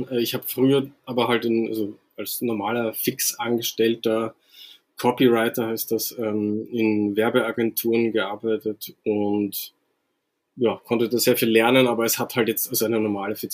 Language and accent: German; Austria; also born or lived in Vienna; now in Hamburg, Germany; Ich komme nicht ganz aus Wien, so ein bisschen, also sagen wir mal, kleineren Stadt als Wien, aber es ist nicht weit weg von Wien.